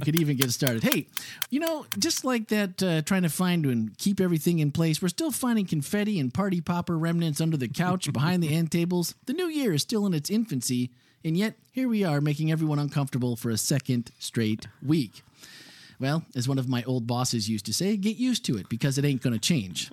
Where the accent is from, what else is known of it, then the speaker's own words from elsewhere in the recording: Midwest, United States; now in Florida, United States; growing up in the Midwest where you have a basement.